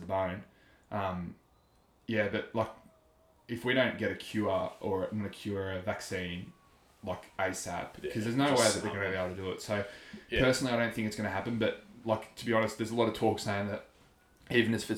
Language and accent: English; Wangaratta, Victoria, Australia; we come from Wangaratta